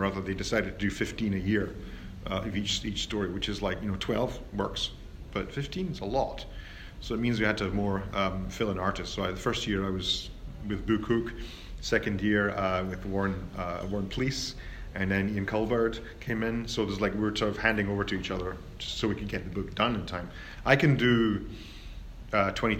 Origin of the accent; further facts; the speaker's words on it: United Kingdom; I'm British